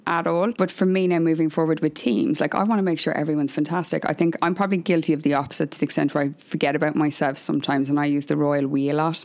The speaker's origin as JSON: {"language": "English", "country": "Ireland", "said": "I'm Irish"}